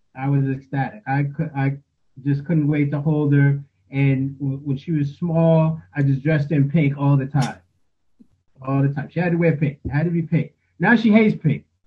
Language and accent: English; New York City, New York, United States; moved away as an adult; now in Charlotte, United States; originally from born and raised in New York City, Queens, New York City. Um, I've been in Charlotte now 25 years